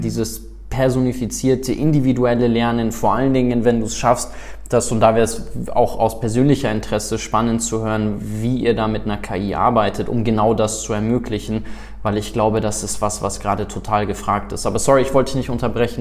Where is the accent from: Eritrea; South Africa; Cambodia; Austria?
South Africa; moved away; ich bin ja in Südafrika groß geworden